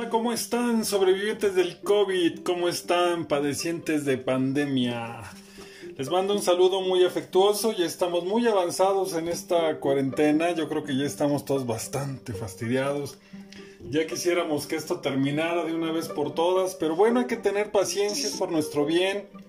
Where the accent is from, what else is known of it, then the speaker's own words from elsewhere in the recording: Mexico; como mexicano